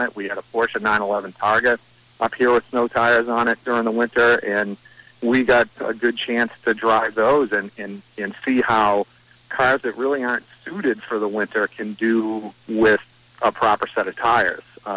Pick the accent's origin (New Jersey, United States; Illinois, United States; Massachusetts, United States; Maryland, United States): Massachusetts, United States; Shawsheen Tech; I came from Shawshin Tech when I was in high school